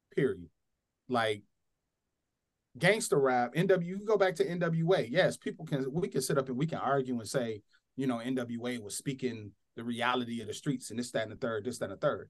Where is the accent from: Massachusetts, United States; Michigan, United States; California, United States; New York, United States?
Michigan, United States; Flint; a black boy from post-industrial America, grew up in Flint, Michigan